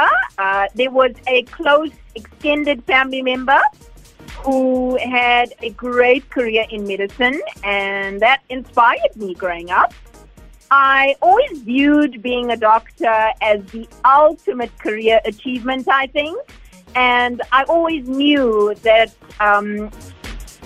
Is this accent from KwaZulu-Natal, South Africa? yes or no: yes; Durban, KwaZulu-Natal, South Africa; I was indeed born and raised in the Wentworth Bluff areas, and proudly so